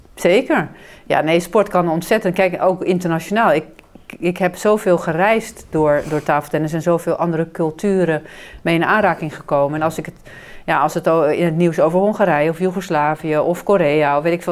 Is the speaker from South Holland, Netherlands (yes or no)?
yes; Hazerswoude, South Holland, Netherlands; moved away as an adult; also born or lived in China; we gingen verhuizen naar een andere deel van Hazerswoude, waar ik opgroeide.